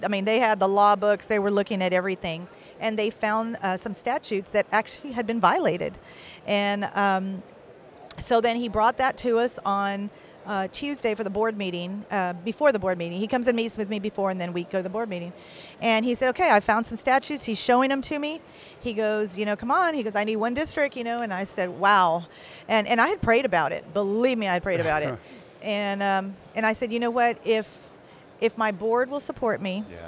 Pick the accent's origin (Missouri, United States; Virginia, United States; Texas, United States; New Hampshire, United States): Texas, United States; Kingsville; moved away as an adult; came to Keensville because that's my hometown.